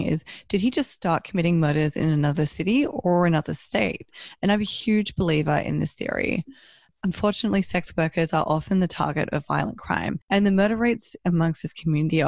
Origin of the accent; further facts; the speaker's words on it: Australia; I'm Australian